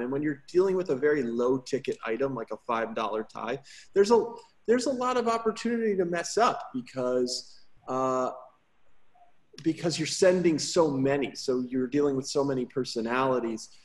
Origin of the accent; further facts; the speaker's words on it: Woodbridge, Connecticut, United States; now in Houston, United States; I grew up in Woodbridge, Connecticut, outside of New Haven